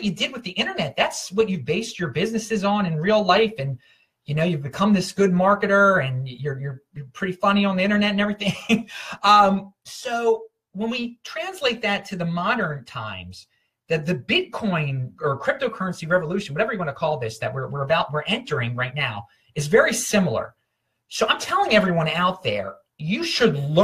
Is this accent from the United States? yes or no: yes; Baltimore, Maryland, United States; moved away as an adult; also born or lived in Albir, Spain; I am from Baltimore originally